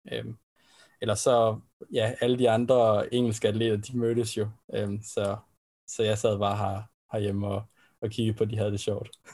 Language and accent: Danish; Denmark; vi som danskere